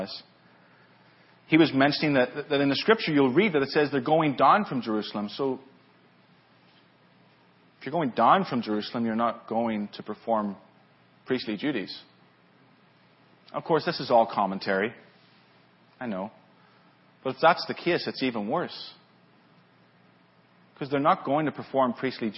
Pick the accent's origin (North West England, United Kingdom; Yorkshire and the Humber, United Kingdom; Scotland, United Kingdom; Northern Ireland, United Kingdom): Northern Ireland, United Kingdom; Lisburn; moved away as an adult; now in California, United States; I'm from Northern Ireland originally. That's where I grew up, Lisburn, Northern Ireland